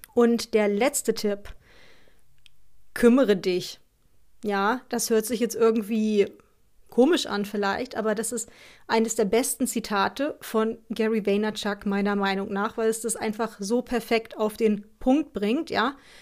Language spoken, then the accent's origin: German; Northern Germany, Germany; so sagen wir bei uns im Norden